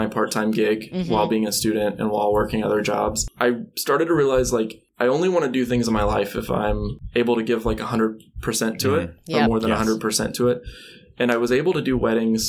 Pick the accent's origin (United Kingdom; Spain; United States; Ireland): United States; Alabama; I grew up in Alabama